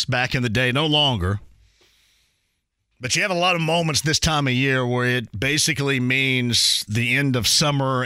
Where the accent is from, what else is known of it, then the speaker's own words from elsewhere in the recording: Owensburg, Indiana, United States; I don't even know if they have it anymore in my hometown. There was a Founders Day, right? So we have a Founders Day, and they have a parade and a lot of, you know, food, homemade food, and they had concerts on the back of a trailer in the middle of town, and we're talking about a town the size of 200, 250, whatever. Owensburg.